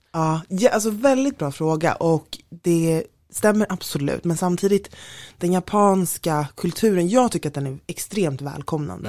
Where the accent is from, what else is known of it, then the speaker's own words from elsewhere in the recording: Stockholm, Stockholm County, Sweden; also born or lived in London; jag är från Stockholm som man mm. hör väldigt tydligt